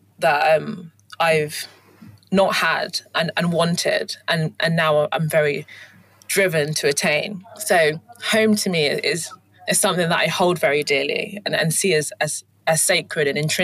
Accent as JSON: {"language": "English", "region": "London", "country": "United Kingdom", "tie": "born or raised there", "also_born_or_lived": "Kent / Hertfordshire / Leeds", "said": "So I was born in London and born in Streatham in southwest London, and then moved to southeast London, and then moved to Kent, and then went to boarding school in Hertfordshire, and then went to university in Leeds."}